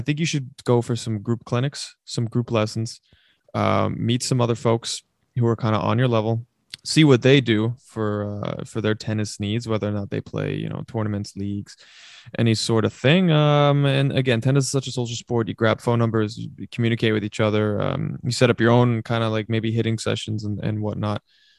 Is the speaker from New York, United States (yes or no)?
yes; Queens, New York, United States; where we grew up here in Queens.